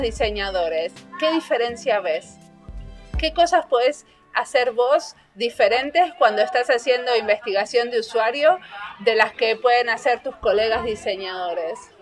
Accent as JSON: {"language": "Spanish", "country": "Argentina", "also_born_or_lived": "Finland", "said": "tengo pasaporte finlandés, o sea que formalmente soy finlandesa, pero no siempre me autodenomino finlandesa. A veces y cuando me conviene. O cuando quiero contar cómo hago algo de una forma muy finlandesa. Si no, soy argentina"}